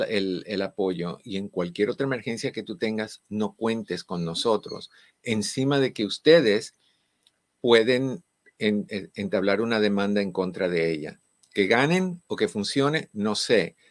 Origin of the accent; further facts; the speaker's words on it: Cuba; moved away; en mi país